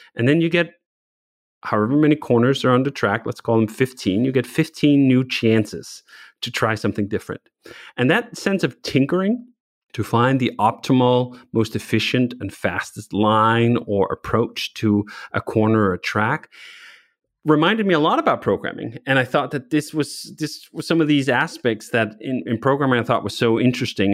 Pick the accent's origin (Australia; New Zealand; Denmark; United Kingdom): Denmark; Copenhagen, Capital Region of Denmark; moved away as an adult; now in United States; I grew up in Copenhagen, a city of bikes